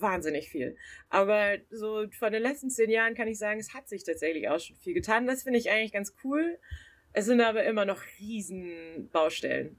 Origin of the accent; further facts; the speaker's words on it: Southern Germany, Germany; moved away as an adult; also born or lived in Siegen / Bochum; ich komme eigentlich aus Süddeutschland